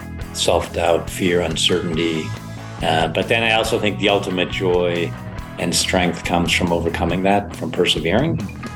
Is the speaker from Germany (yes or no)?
yes; Germany; I was growing up in Germany and went to a Waldorf school